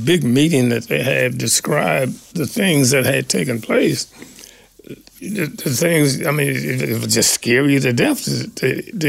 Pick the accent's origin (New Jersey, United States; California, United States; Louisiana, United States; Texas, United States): California, United States; also born or lived in Memphis, Tennessee; I was from Memphis, but I had grown up in California